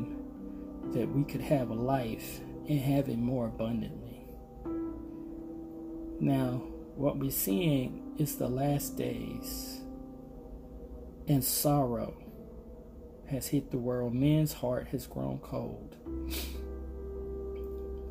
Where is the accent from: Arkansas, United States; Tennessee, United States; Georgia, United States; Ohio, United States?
Arkansas, United States; I remember growing up being in the fields. I'm from Arkansas